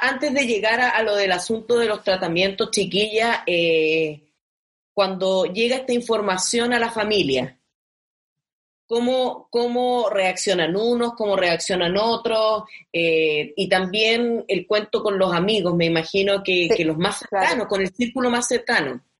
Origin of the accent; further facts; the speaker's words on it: Tocopilla, Antofagasta, Chile; moved away; nos conocimos en Tocopilla